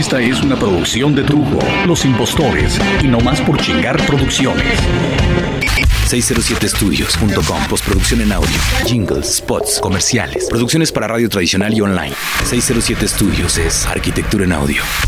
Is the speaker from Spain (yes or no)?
no; Mexico; como mexicano